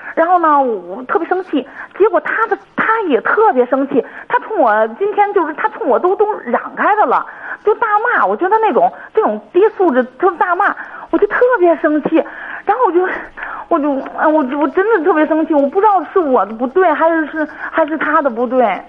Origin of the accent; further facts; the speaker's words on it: Hebei, China; 我是河北的